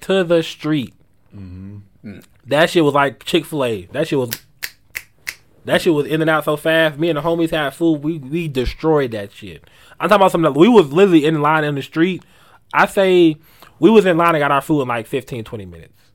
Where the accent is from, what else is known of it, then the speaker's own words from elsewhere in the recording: Asheville, North Carolina, United States; I'm from Asheville